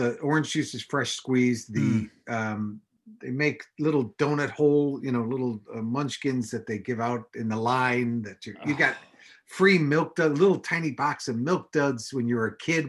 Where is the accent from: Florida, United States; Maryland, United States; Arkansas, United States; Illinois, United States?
Illinois, United States; Mount Prospect; also born or lived in Chicago / Los Angeles; I grew up in Mount Prospect, but I moved to the city when I was 19.